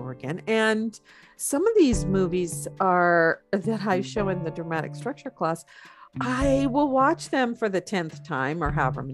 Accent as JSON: {"language": "English", "region": "Pacific Northwest", "country": "United States", "tie": "born or raised there", "also_born_or_lived": "Oregon / Washington", "said": "I grew up there. I grew up in Oregon and Washington"}